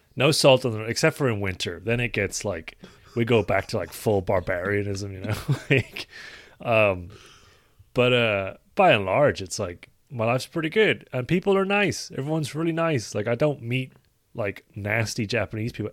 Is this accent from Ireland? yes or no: yes; Ireland